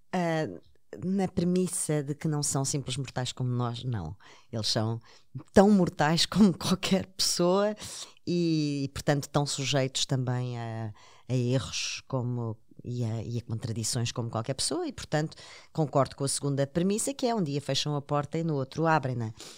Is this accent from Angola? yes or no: no; Portugal; como portuguesa